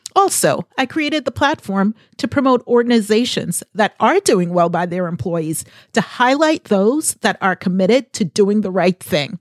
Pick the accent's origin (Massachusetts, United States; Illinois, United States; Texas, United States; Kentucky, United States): Massachusetts, United States; Boston; I am from the Boston area